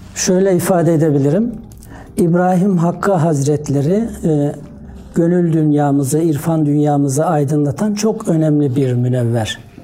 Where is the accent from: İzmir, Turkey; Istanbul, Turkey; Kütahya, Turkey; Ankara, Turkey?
Kütahya, Turkey; Domaniç; 1961 Kütahya Domaniş doğumluyum.